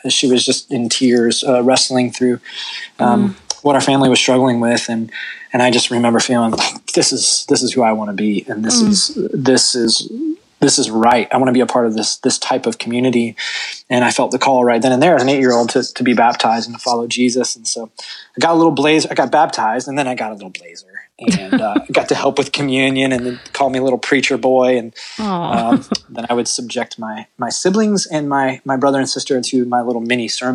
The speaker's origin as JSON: {"language": "English", "region": "Ohio", "country": "United States", "also_born_or_lived": "Kentucky", "moved": "yes", "lives_now": "Texas, United States", "said": "I'm from Ohio originally, and I've been in Texas since 2009"}